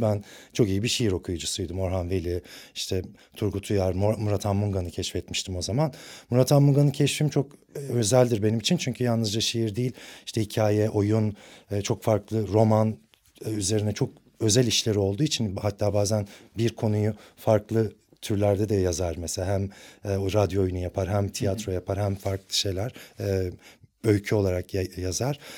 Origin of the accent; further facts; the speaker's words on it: Ankara, Turkey; moved away as an adult; now in Istanbul, Turkey; Aslında Ankaralıyım. Bütün okul hayatım Ankara'da geçti